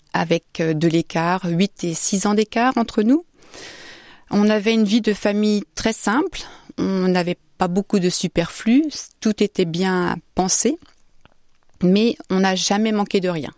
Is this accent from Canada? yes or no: no; Saint-Jean-le-Blanc, Centre-Val de Loire, France; also born or lived in Orléans; now in Austria; Je suis née à Orléans, j'ai grandi à Saint-Jean-le-Blanc